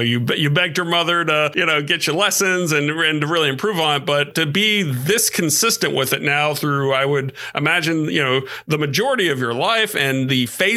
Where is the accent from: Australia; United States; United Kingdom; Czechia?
United States; Georgia; having been born and raised in Georgia